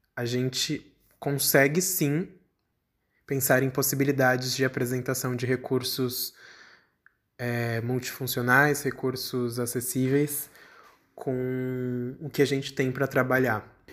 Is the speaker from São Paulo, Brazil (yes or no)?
yes; São Paulo, Brazil; eu tenho 26 anos, eu sou de São Paulo